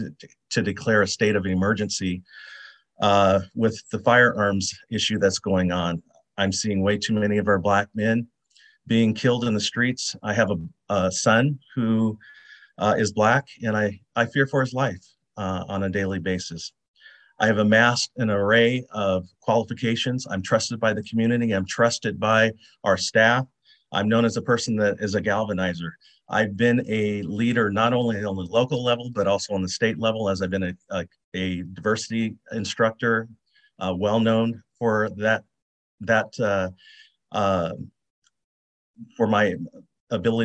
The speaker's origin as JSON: {"language": "English", "town": "Portland", "region": "Oregon", "country": "United States", "tie": "born or raised there", "said": "born and raised in North Portland."}